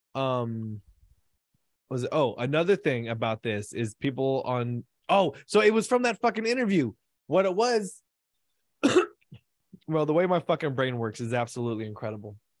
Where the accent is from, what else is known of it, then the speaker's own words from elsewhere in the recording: United States; I'm American